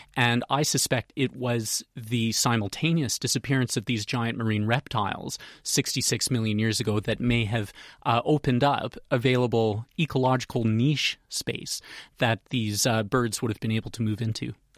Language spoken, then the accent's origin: English; Canada; moved away; I'm from Canada, as you can probably tell from my accent, so back home we'd say 350 pounds